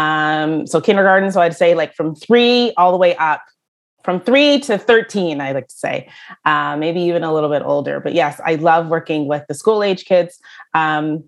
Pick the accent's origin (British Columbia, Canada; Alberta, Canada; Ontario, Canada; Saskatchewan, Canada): Ontario, Canada; Brampton; I am from Brampton, Ontario